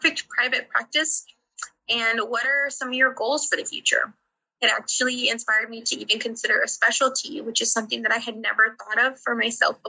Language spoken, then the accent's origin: English; San Antonio, Texas, United States; I'm from San Antonio, Texas